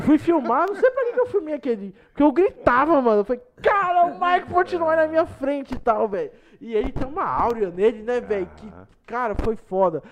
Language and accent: Portuguese; Mato Grosso, Brazil; eu sou de fora, eu sou do Mato Grosso